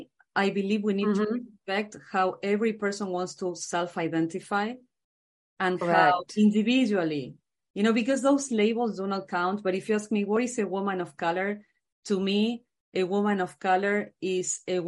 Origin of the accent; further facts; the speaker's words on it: Argentina; moved away as an adult; now in United States; I'm from Argentina.